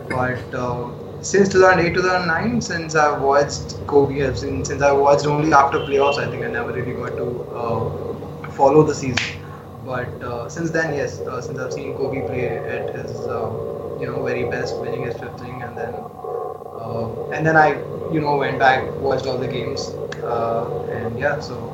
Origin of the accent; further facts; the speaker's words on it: Chennai, Tamil Nadu, India; also born or lived in Andhra Pradesh; now in Delhi, India; I was brought up in Chennai, and then I moved okay. to Delhi in uh, 2009.